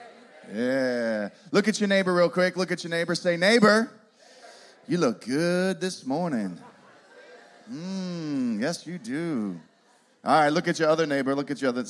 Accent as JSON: {"language": "English", "town": "Pittsburgh", "region": "Pennsylvania", "country": "United States", "moved": "yes", "lives_now": "Poconos, United States", "said": "We are originally from Pittsburgh"}